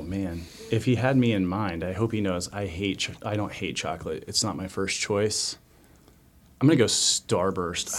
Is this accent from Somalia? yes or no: no; Cheney, Kansas, United States; I'm originally from Cheney, Kansas